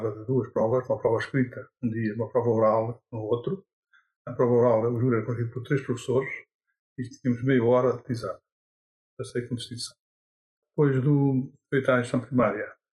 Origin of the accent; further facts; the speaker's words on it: Alqueidão, Centro, Portugal; also born or lived in Figueira da Foz; nasci no Alqueidão, a 13 de novembro de 1923.